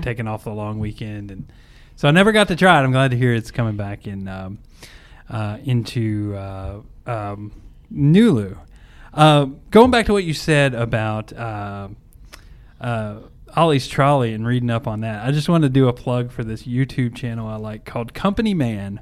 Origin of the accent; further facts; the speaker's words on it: Kentucky, United States; moved away as an adult; now in Indiana, United States; I'm from Kentucky and I moved to Indiana because I just, I used to work there and just kinda fell in love with it